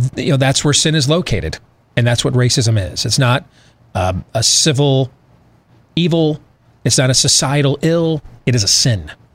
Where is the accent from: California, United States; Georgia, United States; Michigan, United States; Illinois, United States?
Michigan, United States; my home state of Michigan